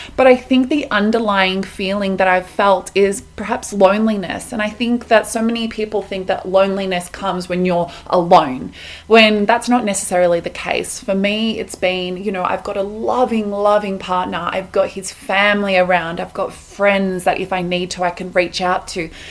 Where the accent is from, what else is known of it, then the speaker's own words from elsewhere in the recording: Melbourne, Victoria, Australia; moved away as an adult; now in Colorado, United States; I'm Australian, I'm from Melbourne, but I am currently living in Colorado, America.